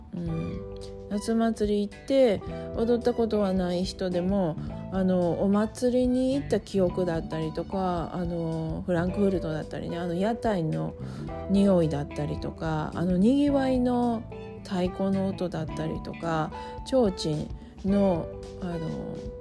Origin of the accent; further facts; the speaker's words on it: Osaka, Japan; now in United States; 大阪が私のあの出身地でふるさとなんですけど